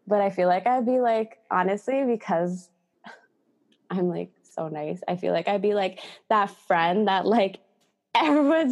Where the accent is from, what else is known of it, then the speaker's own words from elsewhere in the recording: United States; I was born in the States